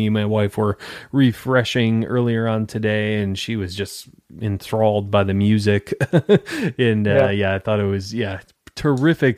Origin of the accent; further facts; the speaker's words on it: Detroit, Michigan, United States; now in Tampa, United States; I'm in Tampa, Florida, originally from Detroit, Michigan